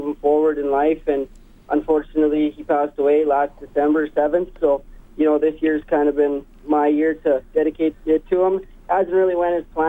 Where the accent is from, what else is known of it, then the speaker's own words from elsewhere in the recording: Meadow Lake, Saskatchewan, Canada; I'm from Meadow Lake, Saskatchewan.